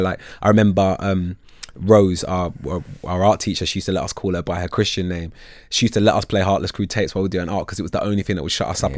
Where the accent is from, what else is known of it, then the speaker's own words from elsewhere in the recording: London, United Kingdom; I'm from North London originally. I, I, mean, I moved to Southeast when I was 14, but in North London